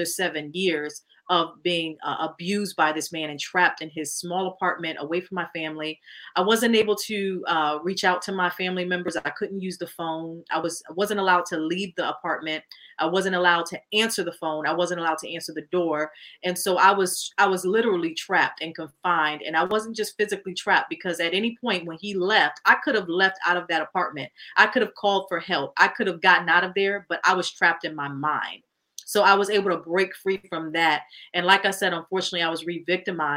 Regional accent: Connecticut, United States; now in New York, United States; I'm originally from Connecticut. I live in New York now

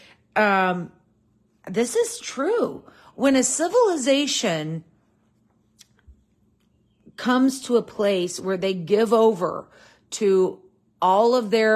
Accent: United States; I'm an American in a modern culture

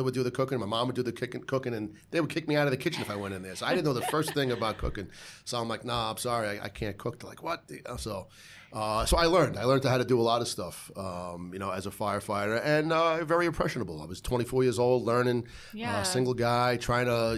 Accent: New York City, New York, United States; I'm from Bay Ridge, Sunset Park, Brooklyn, and I grew up around the corner

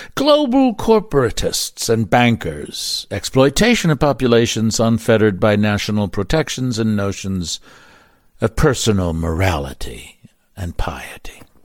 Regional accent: Baltimore, Maryland, United States; moved away; Baltimore, my hometown

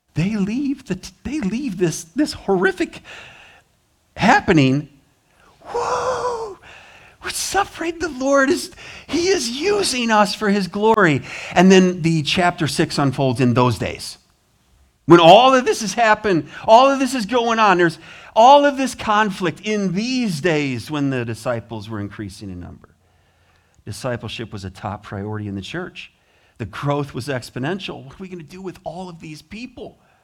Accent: United States; I'm from America

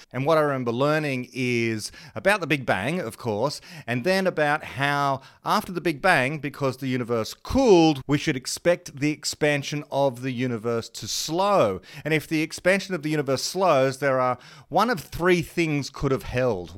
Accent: Australia

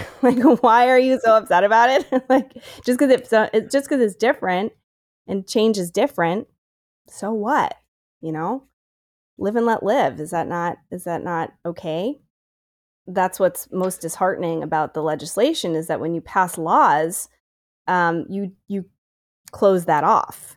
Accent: Syracuse, New York, United States; moved away; I'm from Syracuse originally

